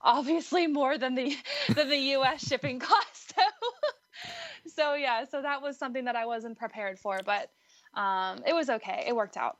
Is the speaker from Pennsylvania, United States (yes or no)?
yes; Butler, Pennsylvania, United States; moved away; I'm actually originally from Western Pennsylvania